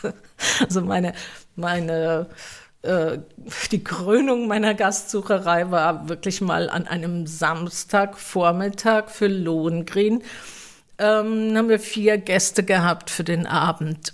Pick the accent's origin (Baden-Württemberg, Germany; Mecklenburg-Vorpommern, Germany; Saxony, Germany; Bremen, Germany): Baden-Württemberg, Germany; Mannheim; ich bin tatsächlich hier in Mannheim geboren und in der Nähe aufgewachsen